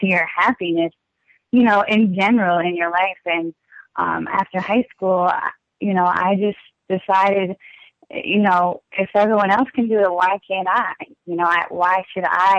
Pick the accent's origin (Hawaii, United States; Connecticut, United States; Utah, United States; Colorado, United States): Connecticut, United States; Bridgeport; I'm from Bridgeport, Connecticut right now